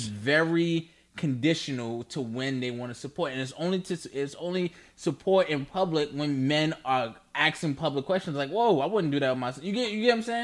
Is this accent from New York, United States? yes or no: yes; New York, United States; I'm we're from New York, so he was our mayor